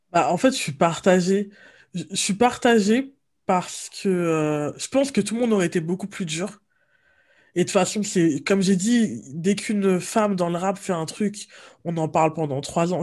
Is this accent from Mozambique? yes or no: no; France; on est français